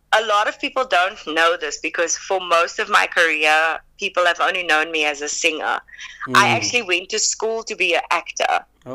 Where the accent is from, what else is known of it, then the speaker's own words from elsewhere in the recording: South Africa; accent: South African; But I was very adamant about not losing my South African accent, which I think is a choice.